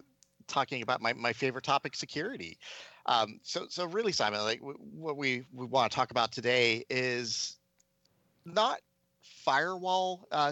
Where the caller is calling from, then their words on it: San Francisco, California, United States; I am calling in from San Francisco, from my lovely apartment.